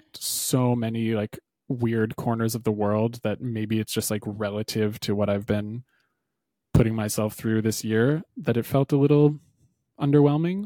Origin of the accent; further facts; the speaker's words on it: New Hampshire, United States; where I grew up in New Hampshire